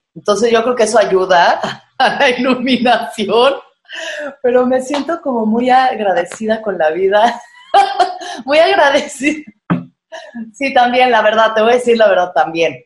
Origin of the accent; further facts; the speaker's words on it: Mexico; como mexicanos, como que somos pues eso, muy doble cara